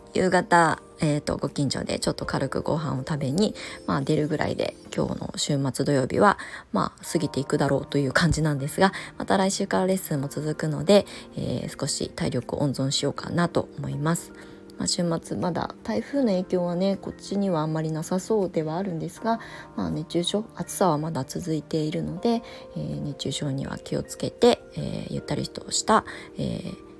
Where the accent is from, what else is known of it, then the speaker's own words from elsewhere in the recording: Kasama, Ibaraki, Japan; moved away; also born or lived in Tokyo; 茨城県の笠間市というところの生まれ育ちでもう超ど田舎ですね